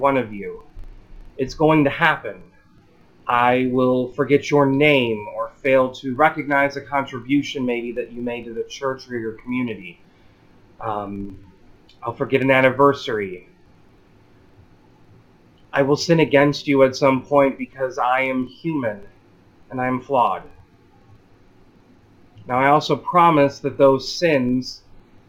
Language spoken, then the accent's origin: English; Illinois, United States; I'm from Illinois